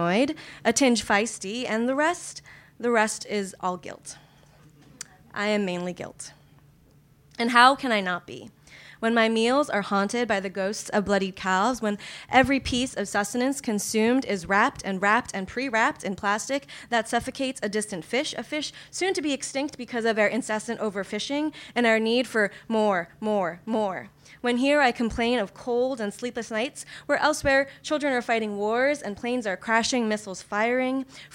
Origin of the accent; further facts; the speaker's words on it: New York, United States; moved away; also born or lived in Kyoto, Japan; I lived in Kyoto, Japan for a few years, but I'm originally from New York